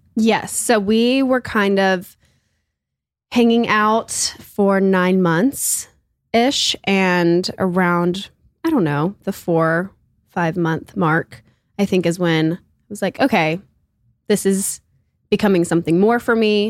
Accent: Auburn, Alabama, United States; I'm from Auburn, Alabama

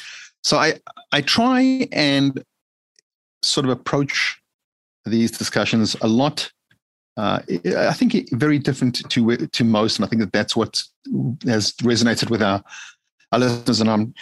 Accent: Johannesburg, Gauteng, South Africa; born there; I hail from Africa, born in Johannesburg, South Africa

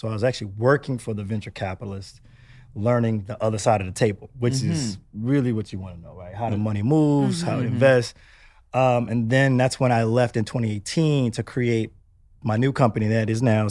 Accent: Houston, Texas, United States; also born or lived in Atlanta; Funny enough, I'm originally from Houston, Texas.

